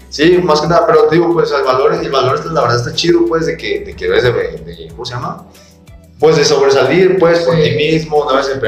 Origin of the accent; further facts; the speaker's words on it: Mexico; Como mexicano nos fascinó, ¿no?